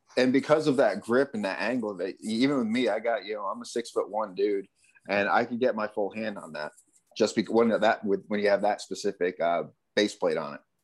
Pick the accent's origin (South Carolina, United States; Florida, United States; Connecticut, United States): Connecticut, United States; moved away as an adult; also born or lived in California / Arizona; I grew up in Connecticut.